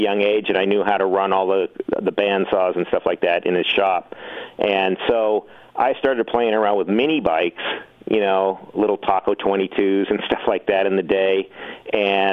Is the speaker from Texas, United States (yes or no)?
no; Southern California, United States; I was raised in Southern California